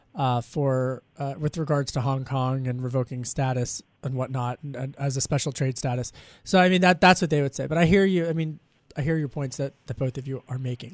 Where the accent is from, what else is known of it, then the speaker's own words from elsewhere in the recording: Delco, Pennsylvania, United States; now in Washington, United States; When I was a kid, growing up in Delco, uh, I would listen to Y100